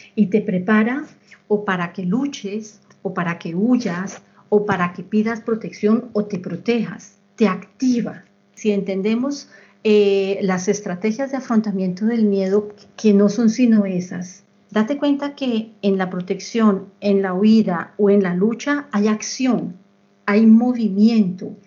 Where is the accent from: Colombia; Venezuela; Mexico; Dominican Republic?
Colombia; moved away; yo soy colombiana